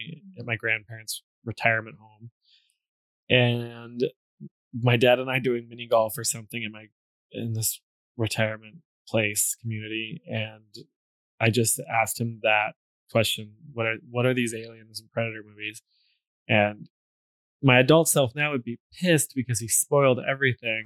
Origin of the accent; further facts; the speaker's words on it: Seattle, Washington, United States; my family, and we're from Seattle